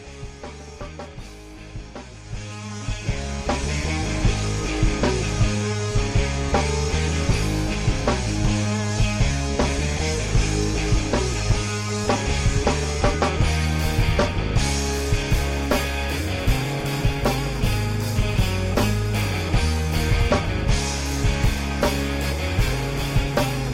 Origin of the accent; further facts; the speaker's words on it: Florida, United States; I'm from Florida.